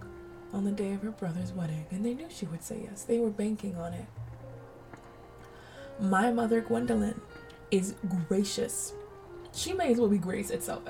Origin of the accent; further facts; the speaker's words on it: Colorado, United States; lots of white roses, which are the pride of the neighborhood growing up in Colorado